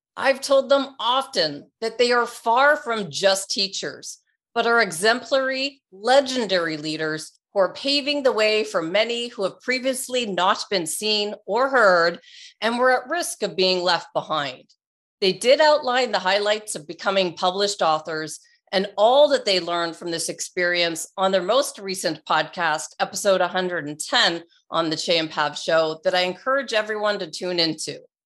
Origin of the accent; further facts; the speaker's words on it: Toronto, Ontario, Canada; my hometown, Toronto, Canada